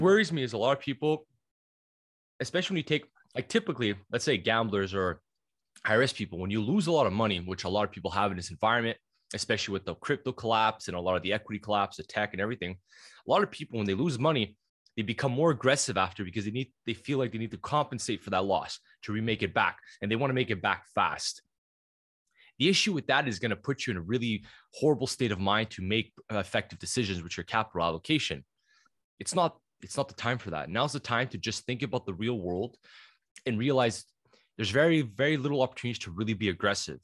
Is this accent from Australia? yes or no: no; Canada; being Canadian